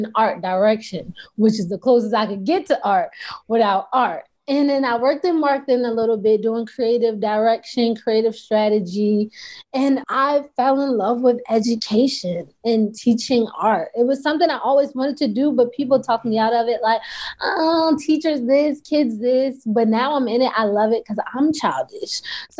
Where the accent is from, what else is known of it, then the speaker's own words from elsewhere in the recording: Baltimore, Maryland, United States; I was raised in Baltimore. I went to art school for middle school, high school.